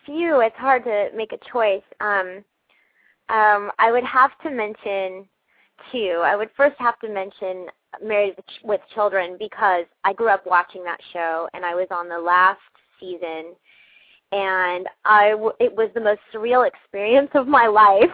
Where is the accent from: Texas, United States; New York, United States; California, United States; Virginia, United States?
California, United States; Pasadena; I grew up in Pasadena